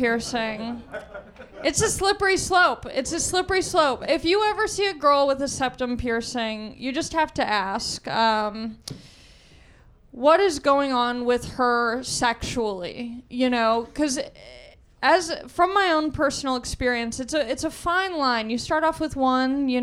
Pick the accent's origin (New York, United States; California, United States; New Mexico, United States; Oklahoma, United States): California, United States; Southern; I grew up in Southern California